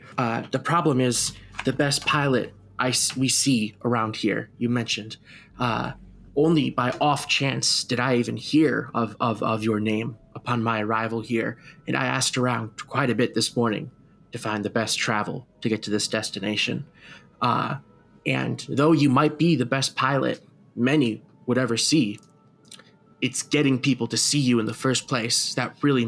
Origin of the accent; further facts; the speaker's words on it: Australia; born there; As you may have noticed, my accent isn't exactly Australian. My parents were both American, and then they immigrated over here right before I was born.